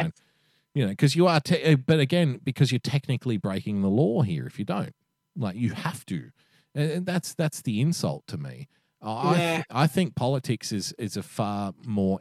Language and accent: English; Australia; being Australian